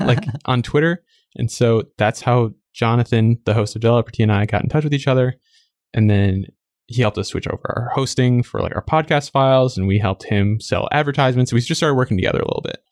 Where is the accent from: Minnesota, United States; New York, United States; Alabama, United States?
Minnesota, United States; now in San Francisco, United States; I'm actually from Minnesota, which is in the Midwest of the U S